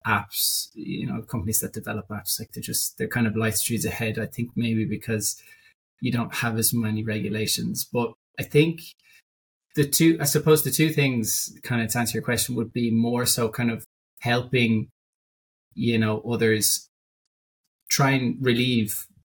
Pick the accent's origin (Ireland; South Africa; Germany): Ireland; Dublin, Leinster; I'm from Dublin. I kind of lived here most of my life.